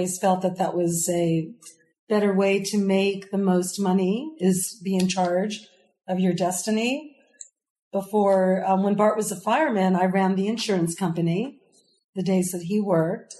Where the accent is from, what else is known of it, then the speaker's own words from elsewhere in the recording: West Hollywood, California, United States; I grew up in West Hollywood